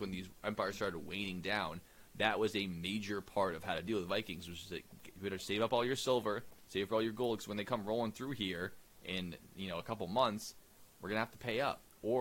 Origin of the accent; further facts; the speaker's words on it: England, United Kingdom; as we English people